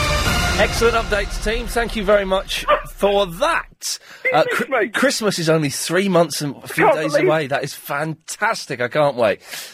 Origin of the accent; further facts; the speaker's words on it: Slough, South East England, United Kingdom; I grew up in the Britwell estate.